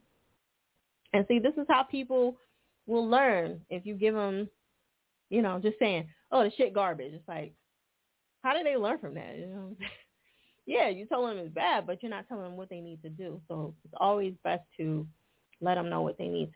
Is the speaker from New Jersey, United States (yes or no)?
yes; New Jersey, United States; moved away; I'm originally from Jersey too